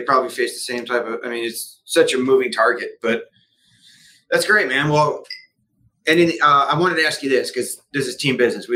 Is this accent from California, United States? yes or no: no; New Jersey, United States; I grew up in New Jersey